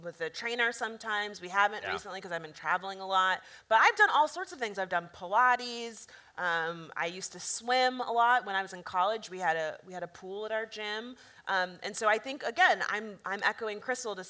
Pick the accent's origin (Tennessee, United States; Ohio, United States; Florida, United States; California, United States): Florida, United States; We are people of Florida.